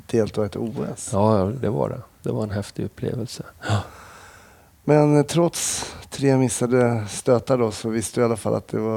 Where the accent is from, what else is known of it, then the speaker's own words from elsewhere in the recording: Smedjebacken, Dalarna County, Sweden; also born or lived in Stockholm; now in Falun, Sweden; jag är uppväxt i Smedjebacken så det var inte riktigt min hemort.